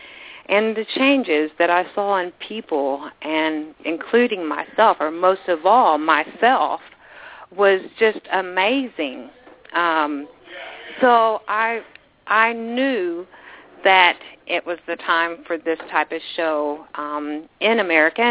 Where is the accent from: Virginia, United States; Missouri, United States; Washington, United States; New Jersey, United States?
Missouri, United States; Southeast; moved away as an adult; also born or lived in Houston, Texas / Australia; I was raised in Southeast Missouri, but I left when I was 18 to move to Houston